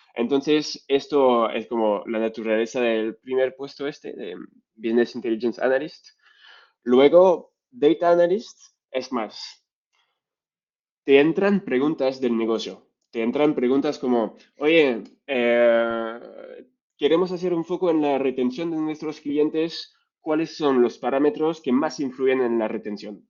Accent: France; accent: French; Spanish is a second language; moved away as an adult; also born or lived in Vietnam; now in Spain; soy francés, como lo vais a escuchar con mi acento bastante fuerte y mi español a veces un poco, un poco débil

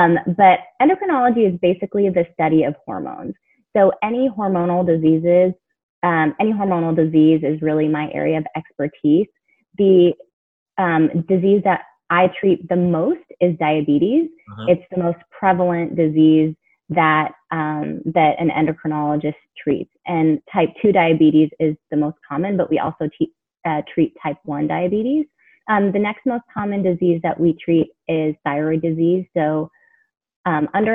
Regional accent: Houston, Texas, United States; also born or lived in Chicago area (Northwestern) / New Orleans / Pittsburgh; now in San Antonio, United States; I'm from Texas for medical school, went to Baylor in my hometown, Houston

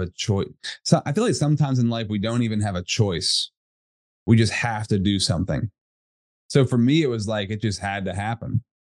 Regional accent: Altoona, Pennsylvania, United States; I'm from Altoona, Pennsylvania, central PA

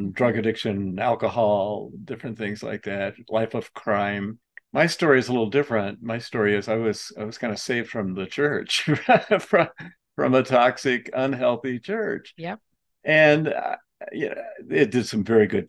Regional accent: Atlanta, Georgia, United States; I grew up in Atlanta

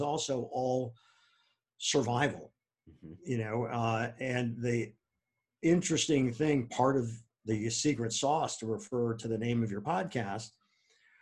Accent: Akron, Ohio, United States; moved away as an adult; also born or lived in Wisconsin; now in New York, United States; growing up in Akron

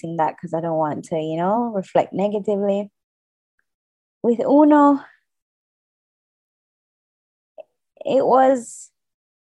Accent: Jamaica; as a Jamaican.

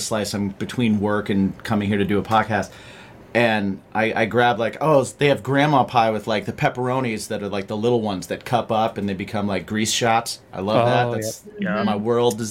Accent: Indiana, United States; I'm from the Midwest too. I'm from Indiana

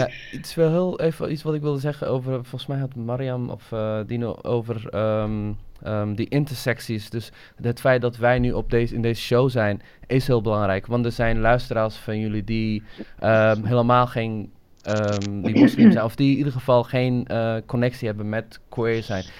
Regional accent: Somalia; now in Netherlands; ik kom uit Somalië, ik, eh, ik ben in Somalië geboren

